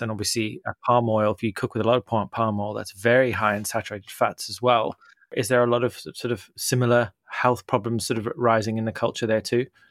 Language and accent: English; Zimbabwe; now in United Kingdom; I grew up in Zimbabwe